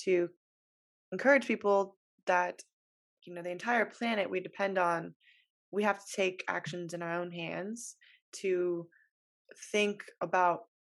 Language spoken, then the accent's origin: English; west coast of Florida, United States; moved away as an adult; living on the east coast of Florida versus the west coast where I grew up